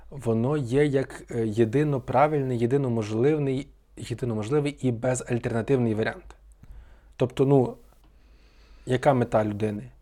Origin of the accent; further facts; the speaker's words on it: Ivano-Frankivsk, Ivano-Frankivsk Oblast, Ukraine; Франківськ мені якби найрідніше місто з таких обласних е, більших, та, бо бо я тутешній, фактично.